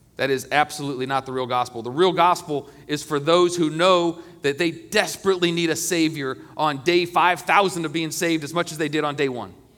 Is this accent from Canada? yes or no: no; United States; I love being an American, and I'm proud to be an American